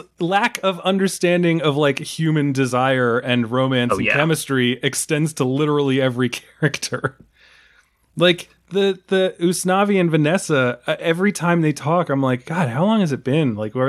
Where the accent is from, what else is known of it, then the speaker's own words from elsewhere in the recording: New York area, United States; I am from the New York area. My family's in Queens